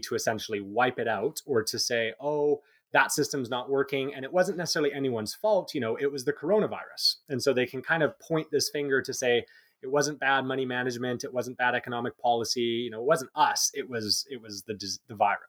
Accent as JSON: {"language": "English", "country": "Canada", "said": "we're Canadian"}